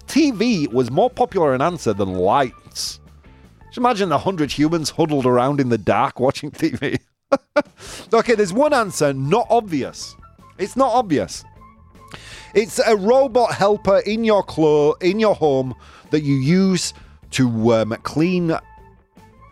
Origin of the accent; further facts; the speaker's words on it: England, United Kingdom; moved away; my English soul, my blackened English soul